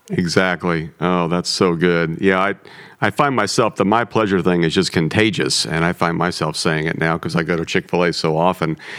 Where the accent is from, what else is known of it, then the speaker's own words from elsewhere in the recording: Midwest, United States; the food I grew up on in the Midwest